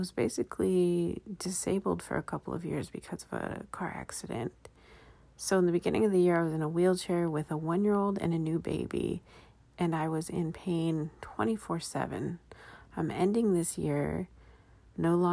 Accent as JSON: {"language": "English", "town": "Los Angeles", "region": "California", "country": "United States", "said": "I'm from Los Angeles"}